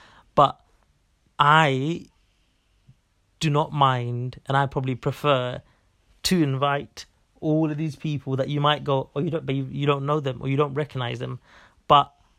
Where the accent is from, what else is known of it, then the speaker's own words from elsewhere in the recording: Bangladesh; this may be mainly because from where we're from Bangladesh, and I think like, people around from where we're from.